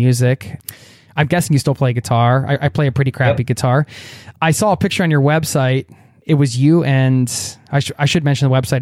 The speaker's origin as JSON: {"language": "English", "country": "United States", "tie": "born or raised there", "moved": "as an adult", "lives_now": "Norway", "said": "I love my home country, America, where I come from. And I wouldn't be who I am without being raised there."}